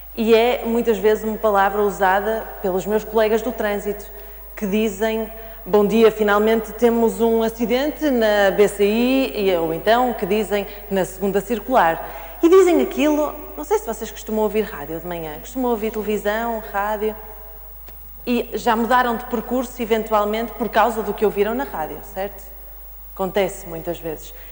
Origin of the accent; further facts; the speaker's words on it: the North, Northern Portugal, Portugal; eu sou nortenha